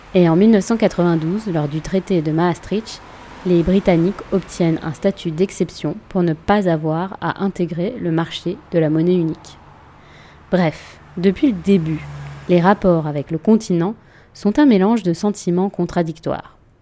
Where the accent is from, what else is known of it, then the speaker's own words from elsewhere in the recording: France; je suis française, européenne et je vis en Europe